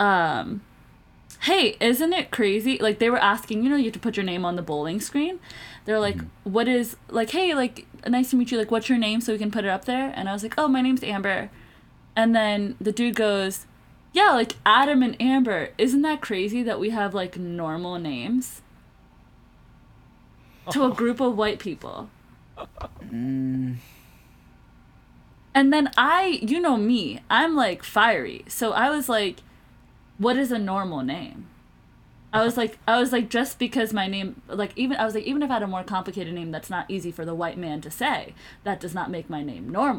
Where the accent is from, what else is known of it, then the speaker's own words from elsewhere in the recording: Pakistan; I shouldn't have identified myself as South Asian because I am like Pakistani